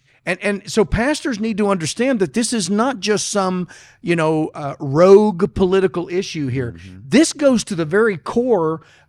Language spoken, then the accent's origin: English; Arkansas, United States; I'm from Arkansas.